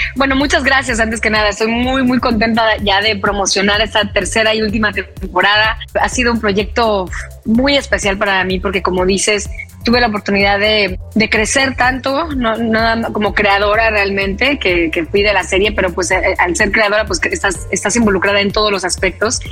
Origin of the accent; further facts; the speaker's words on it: Veracruz, Mexico; yo soy de Veracruz